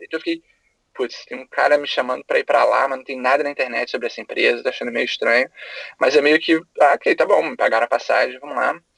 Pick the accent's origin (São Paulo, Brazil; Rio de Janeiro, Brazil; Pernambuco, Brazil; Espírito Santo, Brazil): Rio de Janeiro, Brazil; moved away as an adult; now in United States; eu sou do Rio, é, eu me formei em design gráfico na PUC do Rio